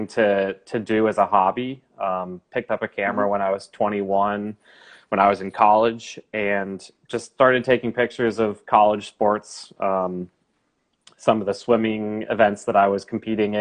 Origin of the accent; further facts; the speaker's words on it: Charlotte, North Carolina, United States; I'm from Charlotte, North Carolina. I'm born and raised in Charlotte